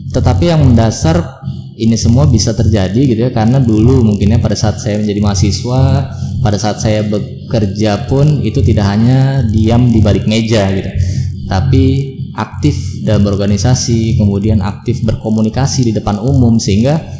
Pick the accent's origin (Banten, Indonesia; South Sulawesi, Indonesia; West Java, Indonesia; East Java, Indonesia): Banten, Indonesia; Serang; moved away as an adult; also born or lived in Dumai, Riau / Bogor; kelas 5 SD sampai 6 SD itu pindah ke Serang. Jadi asli orang tua saya itu adalah di Serang, kemudian SMP, SMA saya di Serang